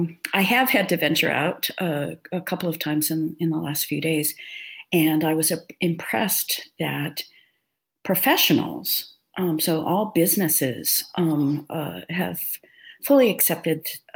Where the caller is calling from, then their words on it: Phoenix, Arizona, United States; I'm in Phoenix, where we've had about as much of a winter as we ever get here in Phoenix